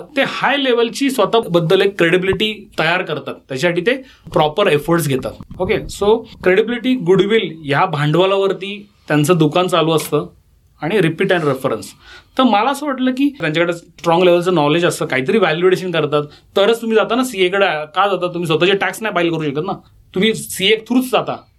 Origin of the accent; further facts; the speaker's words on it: Pune, Maharashtra, India; पुण्याचा मी born bottom पुणेकर आहे